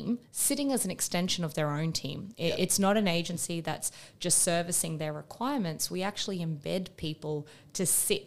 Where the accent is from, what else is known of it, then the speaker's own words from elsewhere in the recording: Perth, Western Australia, Australia; also born or lived in United Kingdom / Asia; now in Melbourne, Australia; I am an Australian woman that lives in Melbourne. I'm originally from Perth in Western Australia.